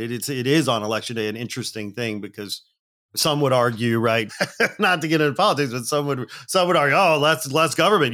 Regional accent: Gary, Indiana, United States; moved away; also born or lived in Manitoba; I'm a working class kid from a blue collar town in the Midwest outside Chicago. I was born in Gary, Indiana

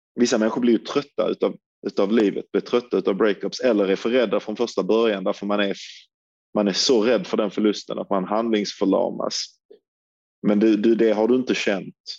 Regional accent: Sweden; som svensk

